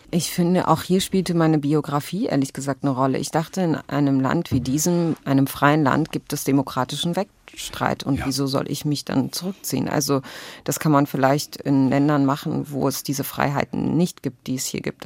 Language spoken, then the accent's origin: German; Berlin, Germany; ich bin als zwölftes Kind von 13 einer palästinensischen Flüchtlingsfamilie geboren in Berlin